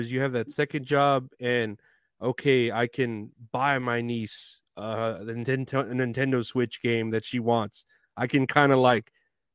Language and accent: English; Uvalde, Texas, United States; I'm from Uvalde